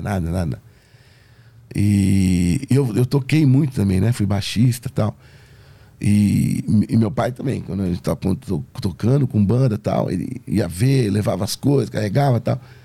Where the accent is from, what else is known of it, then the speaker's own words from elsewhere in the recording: Brazil; eu sou do Brasil